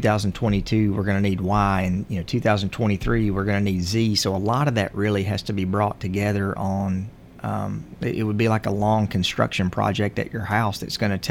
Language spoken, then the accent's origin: English; Grundy County, Tennessee, United States; now in Murfreesboro, United States; I'm from Grundy County, so I'm from what's, you know, considered probably one of the most poor areas in the state.